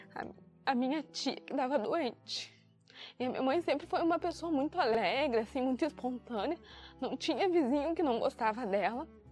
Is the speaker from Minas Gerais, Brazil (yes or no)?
no; Santa Maria, Rio Grande do Sul, Brazil; moved away; Eu sou natural de Santa Maria, sempre morei lá, desde criança, nasci lá, cresci lá